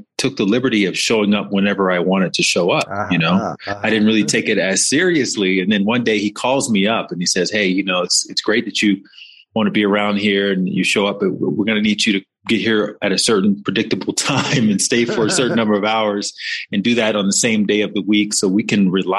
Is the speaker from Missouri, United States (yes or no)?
no; Alabama, United States; I grew up in the South in Alabama and mostly black neighborhood